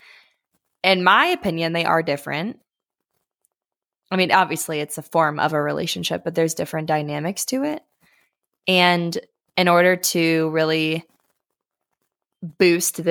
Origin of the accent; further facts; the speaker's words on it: Ohio, United States; moved away as an adult; now in Colorado, United States; I live in Colorado, and I moved away from Ohio a little over a year ago